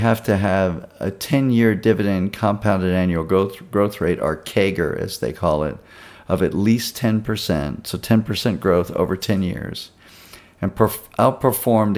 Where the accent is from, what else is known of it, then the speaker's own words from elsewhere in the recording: Baton Rouge, Louisiana, United States; now in Texas, United States; back home where I grew up in and around Baton Rouge, Louisiana